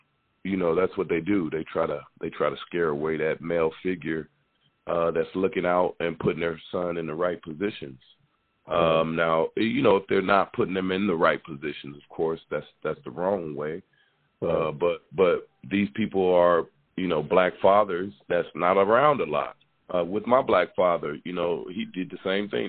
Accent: Iowa, United States; moved away as an adult; Growing up in Iowa, coming from Iowa, and going to the University of Iowa

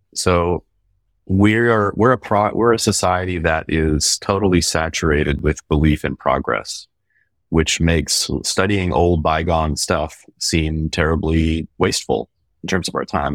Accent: Baltimore, Maryland, United States; I grew up in Baltimore in an Irish music community

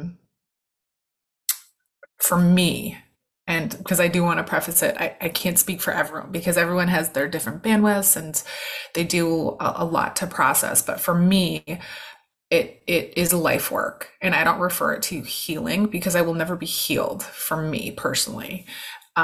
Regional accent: California, United States; moved away as an adult; now in New York, United States; my entire family's from California. I'm from California, but I've been in New York for 12 years, so I consider myself a New Yorker

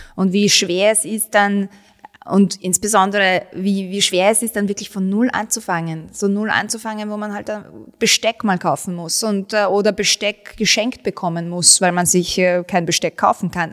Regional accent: Vienna, Austria; also born or lived in Bosnia and Herzegovina; ich bin in Wien aufgewachsen, ich bin in Favoriten aufgewachsen, Favoriten und Wien sind meine Heimat

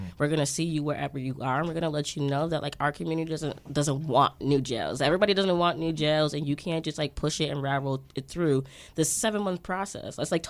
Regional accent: New York City, New York, United States; as a New Yorker

